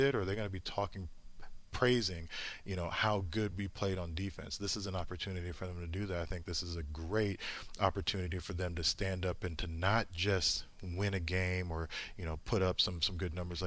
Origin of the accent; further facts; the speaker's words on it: Indianapolis, Indiana, United States; I grew up in Indianapolis